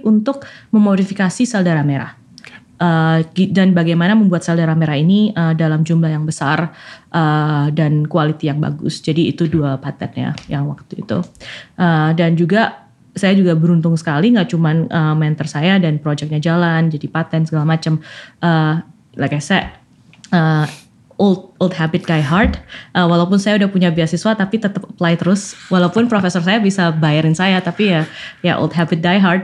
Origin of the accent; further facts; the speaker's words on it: Malang, East Java, Indonesia; moved away as an adult; also born or lived in Berkeley; now in Cambridge, Massachusetts, United States; sekolah sampai selesai SMA di Malang, uh, di Santo Yusuf Malang